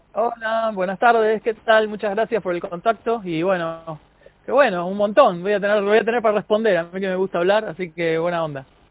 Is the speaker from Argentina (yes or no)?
yes; Argentina; los argentinos